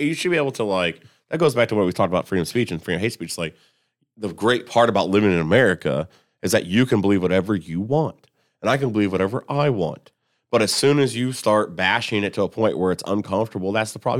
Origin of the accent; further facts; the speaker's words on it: Columbus, United States; I'm, I'm from Columbus